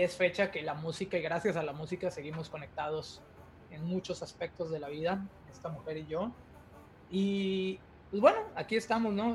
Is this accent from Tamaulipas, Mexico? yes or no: yes; Tampico, Tamaulipas, Mexico; moved away as an adult; now in Ontario, Canada; los dos somos de Tampico, ahí crecimos, ahí vivimos gran parte de nuestras vidas